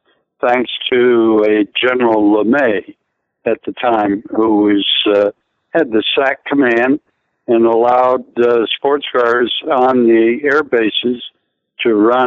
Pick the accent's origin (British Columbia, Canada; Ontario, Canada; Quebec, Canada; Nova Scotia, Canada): Quebec, Canada; moved away; I was educated in Quebec, kind of Anglais Quebecois.